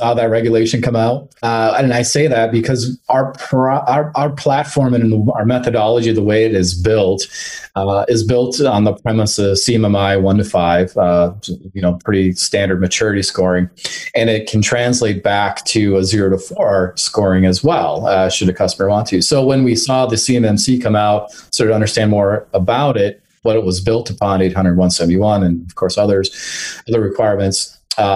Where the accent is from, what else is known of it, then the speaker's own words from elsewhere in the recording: Minnesota, United States; I'm from Minnesota, and we have 15 Fortune 500 companies here locally.